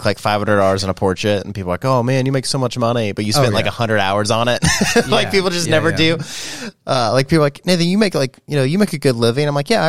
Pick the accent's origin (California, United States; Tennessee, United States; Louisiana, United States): Tennessee, United States; Nashville; Well, I come from Nashville, so.